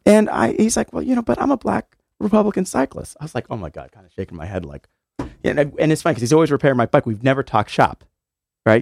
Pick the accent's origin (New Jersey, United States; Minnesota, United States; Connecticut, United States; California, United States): Connecticut, United States; West Hartford; now in New Haven, United States; I'm a West Hartford kid, so I'm not from New Haven.